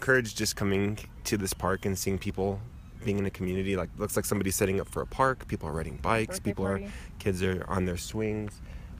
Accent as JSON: {"language": "English", "town": "Moriarty", "region": "New Mexico", "country": "United States", "tie": "born or raised there", "lives_now": "Albuquerque, United States", "said": "growing up in Moriarty, it's like a requirement."}